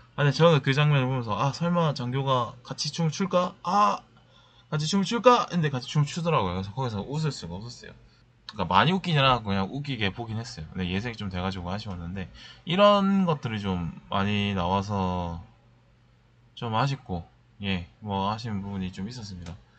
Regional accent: Busan, South Korea; now in Seoul, South Korea; 저는 사실 고향이 부산이니까

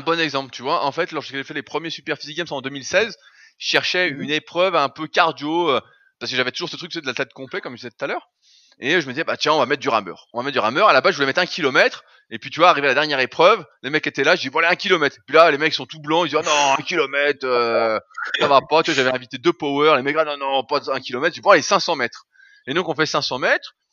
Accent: Annecy, Auvergne-Rhône-Alpes, France; je suis d'Annecy

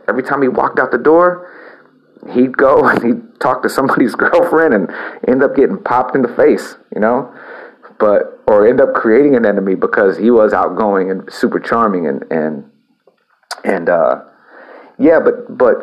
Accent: El Campo, Texas, United States; also born or lived in Houston / Austin; my hometown of El Campo

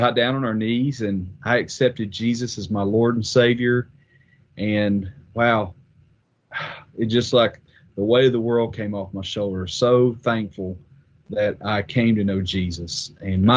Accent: Wheelersburg, Ohio, United States; I was born in Ohio, actually, and my folks lived in southern Ohio, a place called Wheelersburg, Scioto County down there

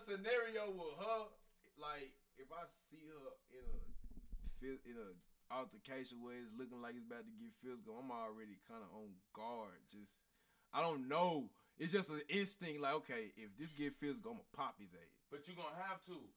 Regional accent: Memphis, Tennessee, United States; I'm from Memphis, Tennessee

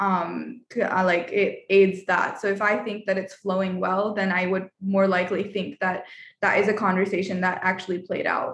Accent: India; as an Indian

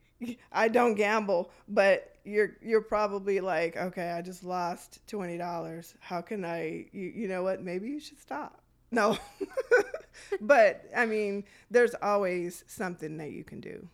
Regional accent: Detroit, Michigan, United States; I grew up in Detroit around the eighties

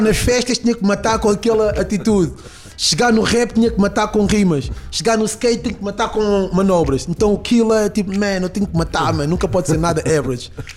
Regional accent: Lisbon, Portugal; also born or lived in Peniche; Eu cresci ali no Conde Redondo

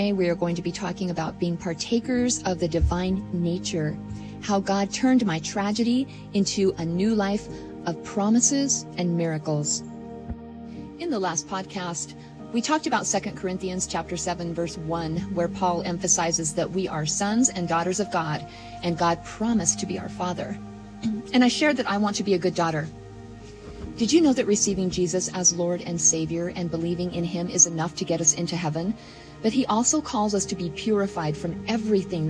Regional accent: Utah, United States; moved away; I was born and raised in Utah

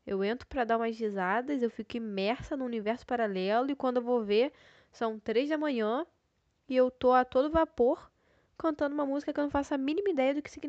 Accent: Rio de Janeiro, Brazil; Visto que eu sou carioca e o Rio de Janeiro tá passando por uma nevasca

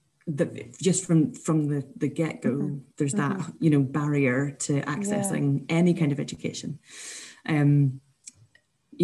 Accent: Scotland, United Kingdom; as Scottish people

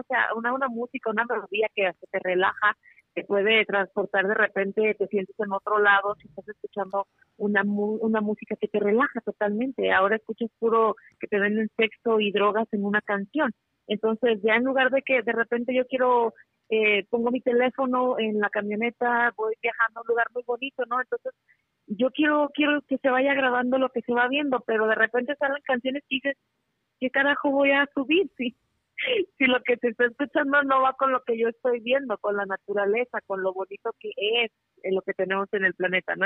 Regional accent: La Piedad, Michoacán, Mexico; now in Reno, United States; yo soy de Michoacán, de la Piedad, Michoacán

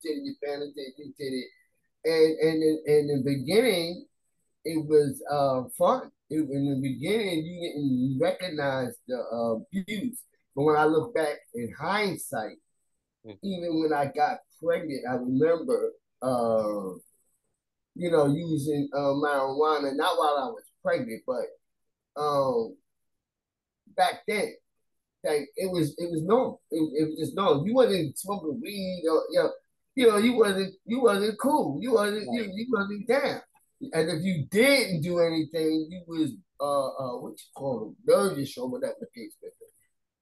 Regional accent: New York City, New York, United States; I grew up in Staten Island, and I didn't grow up in the projects

